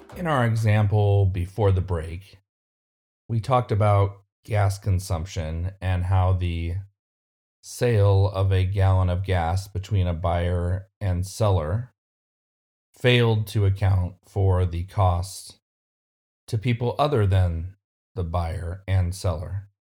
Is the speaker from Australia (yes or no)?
no; California, United States; my home state of California